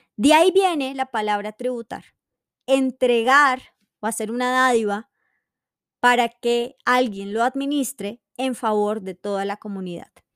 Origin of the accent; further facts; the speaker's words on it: Colombia; tenemos como colombianos